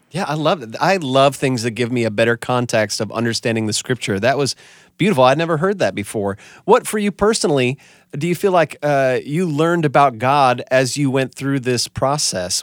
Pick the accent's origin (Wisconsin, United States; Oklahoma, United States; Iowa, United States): Wisconsin, United States; I'm from Wisconsin